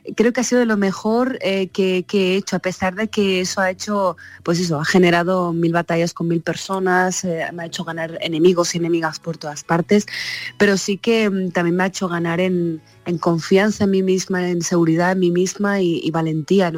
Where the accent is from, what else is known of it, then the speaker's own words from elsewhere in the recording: Morocco; now in Spain; ha nacido en Marruecos eh, como yo